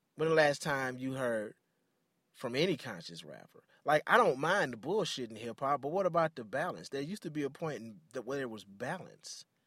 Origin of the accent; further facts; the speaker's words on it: Detroit, Michigan, United States; I grew up in Detroit, very Afrocentric.